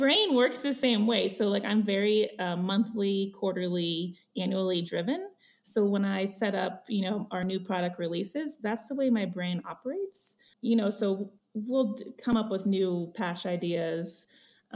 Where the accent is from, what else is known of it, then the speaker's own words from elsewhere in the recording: Ohio, United States; moved away as an adult; now in Jackson, United States; I'm from the Midwest. I grew up in Ohio, moved to Jackson